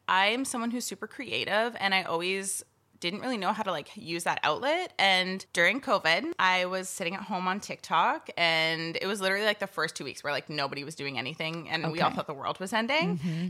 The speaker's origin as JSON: {"language": "English", "town": "Chilliwack", "region": "British Columbia", "country": "Canada", "tie": "born or raised there", "also_born_or_lived": "Yarrow / Kelowna", "said": "I was born in Chilliwack, and I lived there for like quite a while, but I also moved around a lot."}